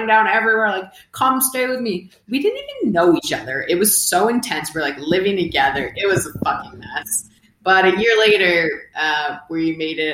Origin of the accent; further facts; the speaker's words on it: United States; moved away as an adult; also born or lived in Boston; now in Mexico; I'm from the States. We live in Mexico.